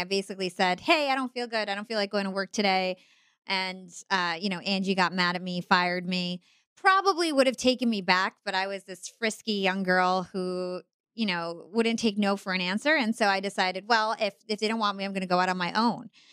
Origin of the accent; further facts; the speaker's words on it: United States; I'm Palestinian American, I'm Arab American